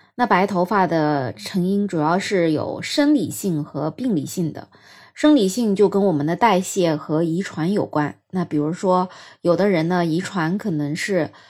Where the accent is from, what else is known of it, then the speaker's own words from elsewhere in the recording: China; 我们中国人